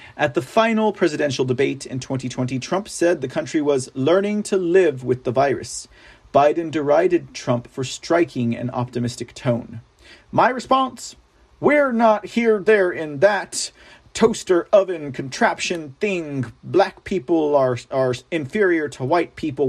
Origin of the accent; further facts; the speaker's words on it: Texas, United States; I am a Texan